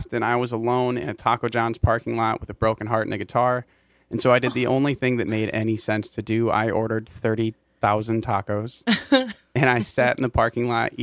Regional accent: Mankato, Minnesota, United States; now in St. Paul, United States; I grew up in Mankato, graduated from West in 2012

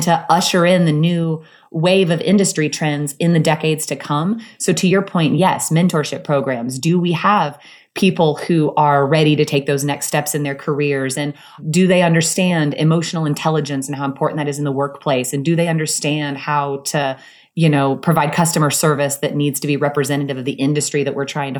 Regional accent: Soldier, Kansas, United States; moved away; I grew up in Soldier, Kansas, which is a tiny town in the Midwest

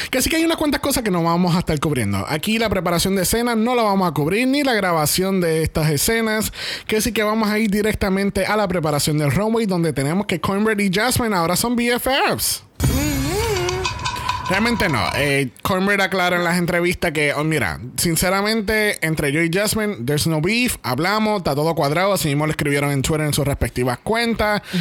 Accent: Puerto Rico; Ah, que somos boricuas, sí, somos boricuas.

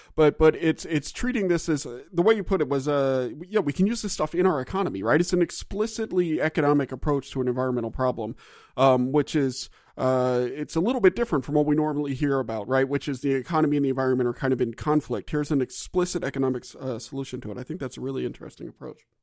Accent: Gulf South, United States; I'm from the Gulf South

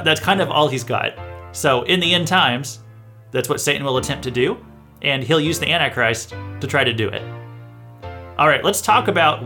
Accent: Missouri, United States; I'm from Missouri myself

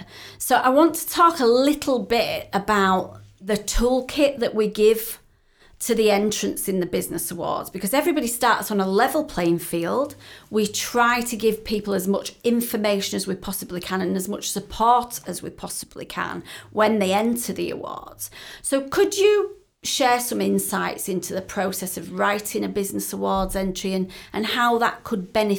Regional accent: United Kingdom; And we're very British as well, aren't we?

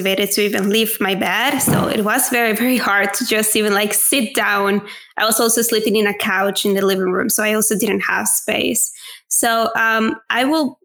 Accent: Venezuela; first language Spanish; English is a second language; moved away as an adult; now in Spain; I am originally from Venezuela, so my native language is Spanish

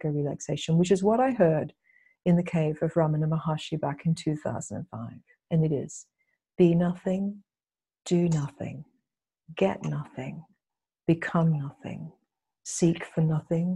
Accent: Australia; also born or lived in England; now in United States; I grew up in Australia

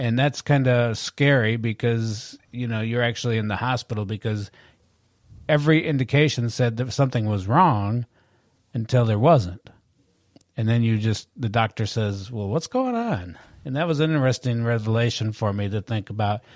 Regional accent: Michigan, United States; moved away as an adult; I'm from Michigan

